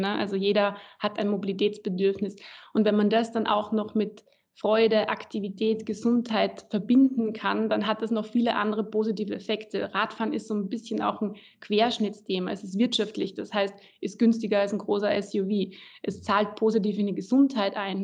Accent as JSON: {"language": "German", "town": "Graz", "region": "Styria", "country": "Austria", "tie": "born or raised there", "also_born_or_lived": "Berlin, Germany / Klagenfurt, Austria", "said": "in Graz, also quasi meiner Heimat"}